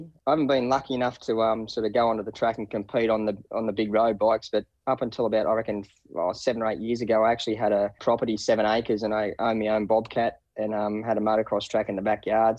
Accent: Wingham, New South Wales, Australia; I grew up in a little town called Wingham. It's on the mid-north coast, just west, probably about 13 kilometres west of Taree.

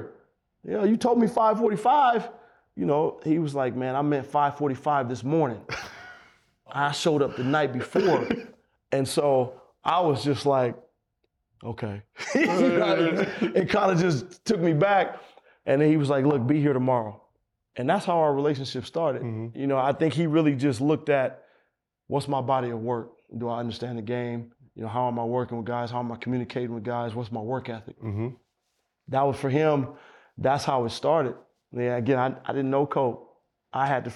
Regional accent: Oakland, California, United States; I'm from Oakland.

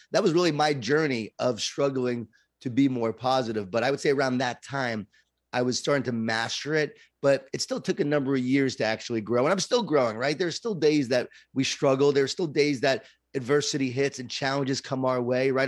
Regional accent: Long Island, New York, United States; I grew up in Long Island, New York, and a Jewish Italian family

